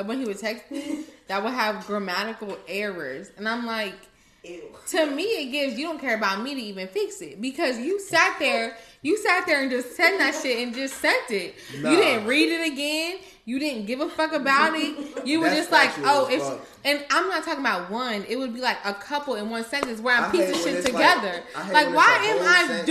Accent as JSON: {"language": "English", "country": "Guyana", "tie": "born or raised there", "moved": "yes", "said": "I was born in Guyana"}